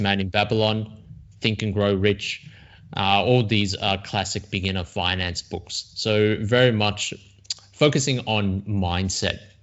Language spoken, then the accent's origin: English; Sydney, New South Wales, Australia; also born or lived in China; now in Melbourne, Australia; I came to Australia when I was very young. Um, I was born in China, um, but I was raised here, got educated here